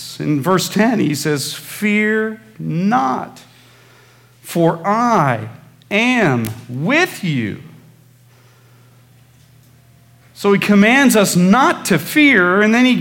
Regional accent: Midwest, United States; when I was growing up in the Midwest

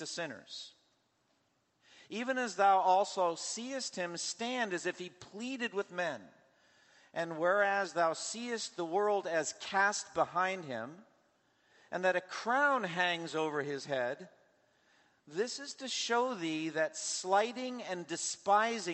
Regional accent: United States; as an American

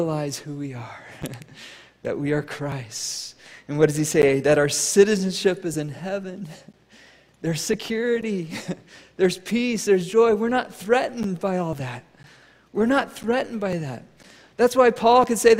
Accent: United States; I'm American

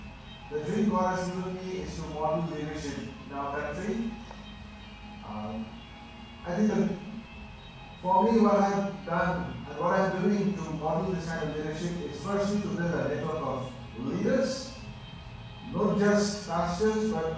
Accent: Bhutan; I'm from Bhutan, the land of God's natural happiness.

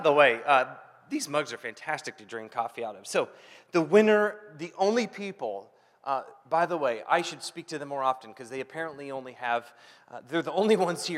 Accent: Ohio, United States; moved away; I grew up in Ohio

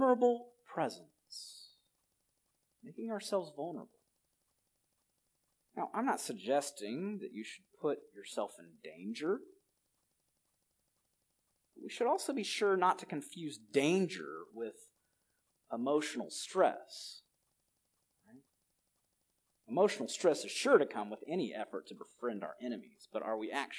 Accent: Alabama, United States; now in California, United States; move to my home state of Alabama

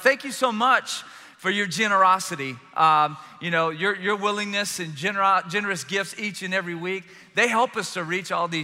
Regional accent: South Louisiana, United States; I'm a Cajun from South Louisiana

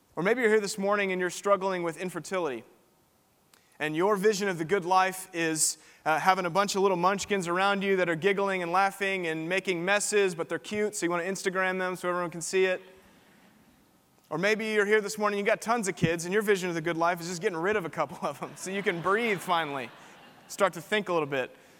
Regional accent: Spring, Texas, United States; now in Austin, United States; I'm from just down the road in Spring, Texas. I went to Klein High School

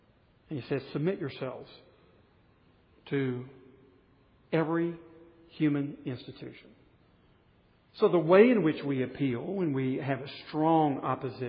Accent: United States; I like being an American

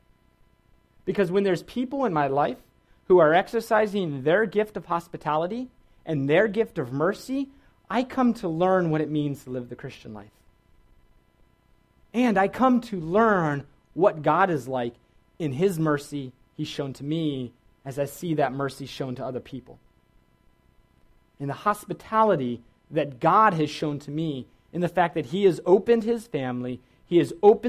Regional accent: Virginia, United States; I grew up in Virginia, which is a great place.

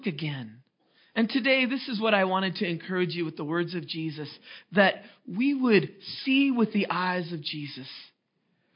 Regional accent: Seattle, Washington, United States; moved away as an adult; also born or lived in Los Angeles; my wife and I, we're from Seattle

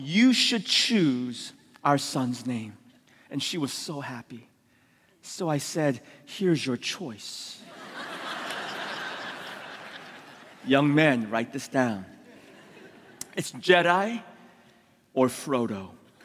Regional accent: San Francisco, California, United States; also born or lived in Korea; I was born in Korea, immigrated when I was 6 years old to San Francisco.

